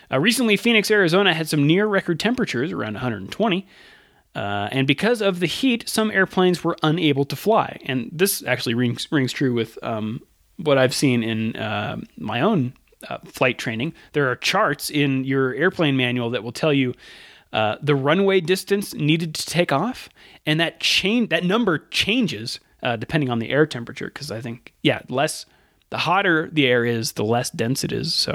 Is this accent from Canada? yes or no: yes; Canada; Uh, I'm from Canada, and we get the sports, uh, Sky Sports feed